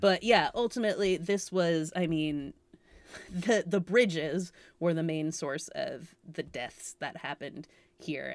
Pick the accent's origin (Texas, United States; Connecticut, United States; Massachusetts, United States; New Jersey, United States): Massachusetts, United States; also born or lived in California; I'm obviously from Massachusetts